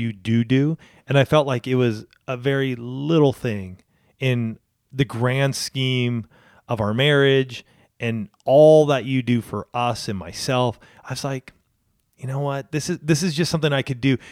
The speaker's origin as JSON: {"language": "English", "region": "Southern California", "country": "United States", "tie": "born or raised there", "said": "I grew up in Southern California"}